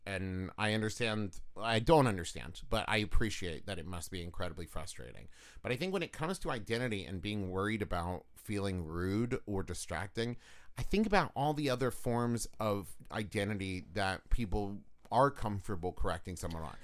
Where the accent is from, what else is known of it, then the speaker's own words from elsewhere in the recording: West Virginia, United States; I'm from West Virginia